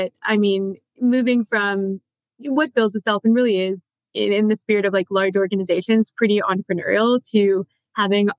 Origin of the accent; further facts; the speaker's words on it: Canada; now in New York, United States; I'm Canadian by origin, but I live in New York now